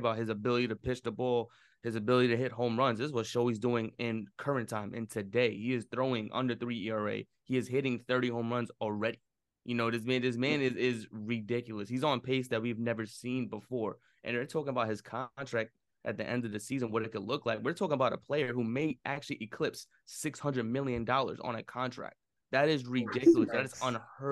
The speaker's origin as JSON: {"language": "English", "town": "New York City", "region": "New York", "country": "United States", "said": "I'm a New Yorker"}